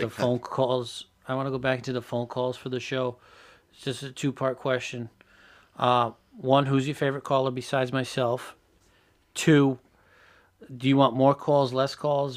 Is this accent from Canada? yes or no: no; Portugal; we're, Buddy and I are both Portuguese